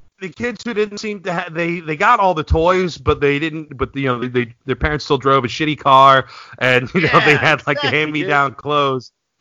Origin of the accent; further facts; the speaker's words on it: New York area, United States; when I was growing up in the 80s, all the New York City garbage went to Staten Island